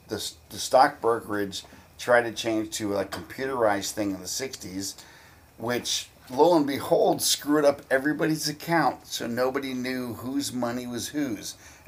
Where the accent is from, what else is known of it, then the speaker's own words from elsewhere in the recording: South Florida, United States; also born or lived in Kansas City, Missouri; So everything I can remember was South Florida.